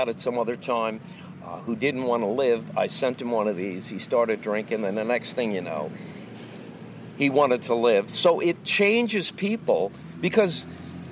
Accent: Long Island, New York, United States; also born or lived in Amityville, New York; I grew up in Long Island, New York

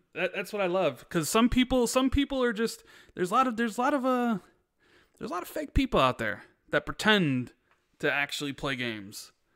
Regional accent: Chicago, Illinois, United States; I grew up in Chicago when Michael Jordan was winning his championships.

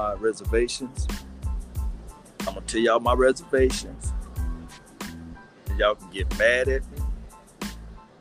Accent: Natchez, Mississippi, United States; my hometown, Natchez, Mississippi.

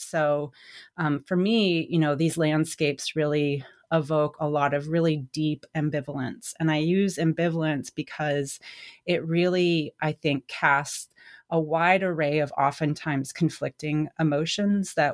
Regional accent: United States; moved away as an adult; also born or lived in Indiana; growing up in Wyoming, Colorado, um, where I stopped living full time in around 2006 when I graduated from my undergrad.

